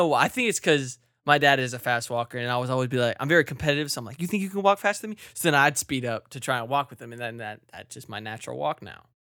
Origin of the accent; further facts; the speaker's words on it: Virginia, United States; I came from not Wyoming. I came from Virginia and we don't have snow ever.